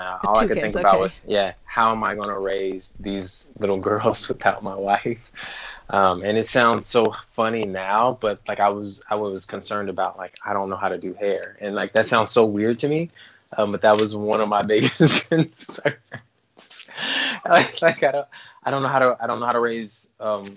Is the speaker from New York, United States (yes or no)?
no; Dayton, Ohio, United States; now in Minneapolis, United States; I was born and raised in Dayton, Ohio, now live in Minneapolis